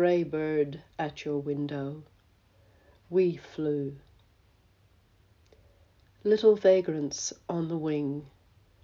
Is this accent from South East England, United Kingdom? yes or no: no; Belfast, Northern Ireland, United Kingdom; now in Australia; I live in Australia, but I was born in Belfast